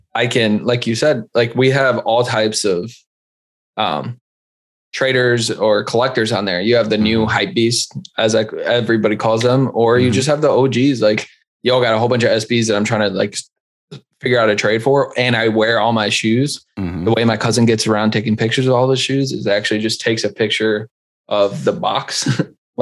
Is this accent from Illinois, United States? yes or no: yes; Chicago, Illinois, United States; moved away as an adult; now in Milwaukee, United States; I'm originally from the Humboldt Park area, which is like a bunch of Puerto Ricans, bounce around the city for a bit. And then we moved out to the suburbs